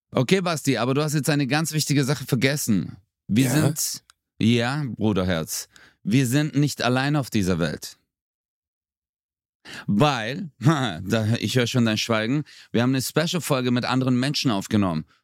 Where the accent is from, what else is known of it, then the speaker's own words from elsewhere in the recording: Germany; Ich bin nun mal, du darfst es nicht